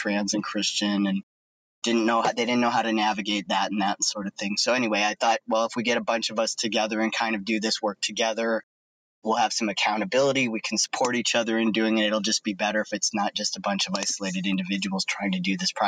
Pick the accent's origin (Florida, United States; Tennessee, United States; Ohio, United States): Ohio, United States; Cleveland; I grew up in Cleveland area in Ohio.